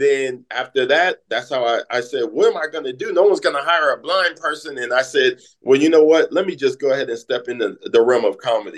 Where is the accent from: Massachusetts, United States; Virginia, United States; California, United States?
California, United States; now in St. Louis, United States; growing up in California, you have to be a go-getter. Living my life in St. Louis is the show me state.